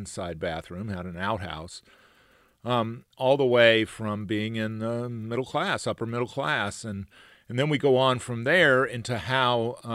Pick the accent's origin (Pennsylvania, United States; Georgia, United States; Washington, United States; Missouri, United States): Georgia, United States; near Columbus; I grew up not far from there.